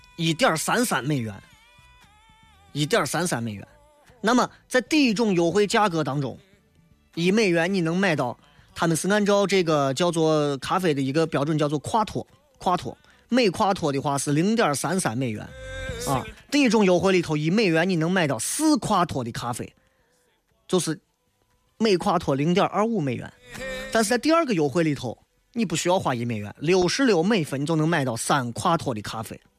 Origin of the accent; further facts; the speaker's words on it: Shaanxi, China; 我们陕西人对于文物和古迹这些名声、古迹这些东西，因为真的我们见的太多了